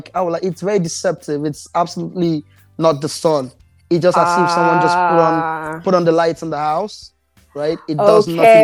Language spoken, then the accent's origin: English; Nigeria; now in Toronto, Canada; I'm Nigerian